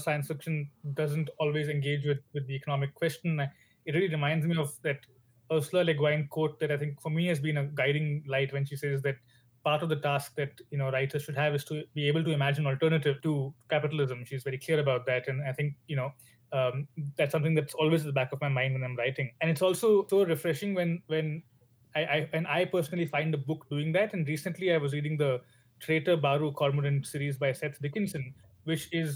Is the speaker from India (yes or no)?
yes; India; moved away as an adult; now in Oxford, United Kingdom; I'm Indian.